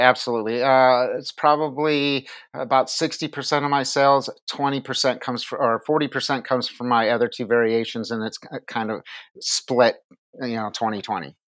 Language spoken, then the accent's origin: English; Minneapolis, Minnesota, United States; moved away as an adult; now in Virginia, United States; born in Minneapolis, raised there, joined the military